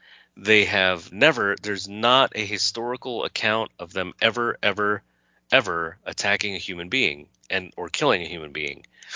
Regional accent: California, United States; moved away as an adult; also born or lived in New York

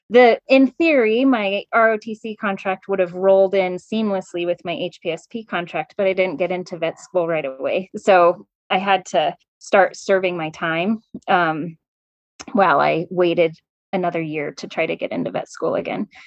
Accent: California, United States; I grew up kind of in California, um, and I went to Colorado State because I knew I wanted to go to vet school at Colorado State.

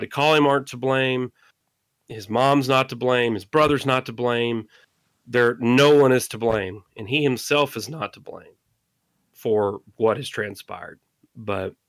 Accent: the South, Mississippi, United States; I'm from the South, so if somebody says, hey, go get me a Coke, they could mean any form of soda, right? Like here in Mississippi, we say Coke

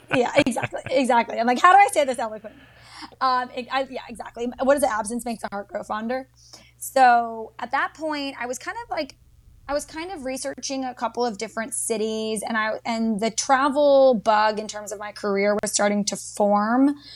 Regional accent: Dallas, Texas, United States; moved away as an adult; also born or lived in Georgia; now in Washington, D.C. area, United States; I grew up in Dallas, Texas for all 18 years

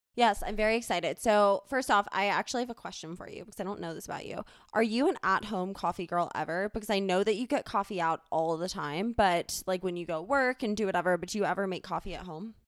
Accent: Charleston, South Carolina, United States; now in Denver, United States; growing up in Charleston, there wasn't, like, a true, quote, "fall."

